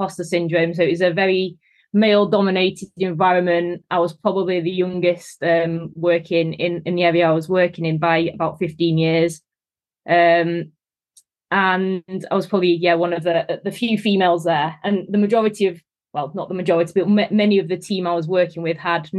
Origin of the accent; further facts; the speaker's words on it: Manchester, North West England, United Kingdom; also born or lived in Leeds; as you can probably tell from the accent, I'm from Manchester